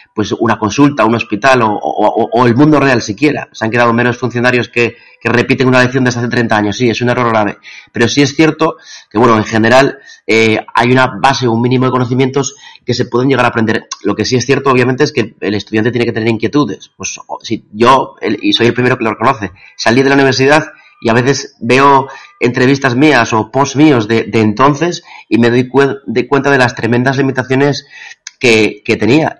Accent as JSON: {"language": "Spanish", "region": "Asturias", "country": "Spain", "said": "soy asturiano"}